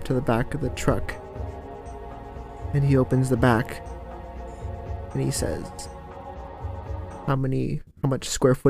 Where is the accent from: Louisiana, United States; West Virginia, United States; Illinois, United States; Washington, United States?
West Virginia, United States; walking down the streets of my hometown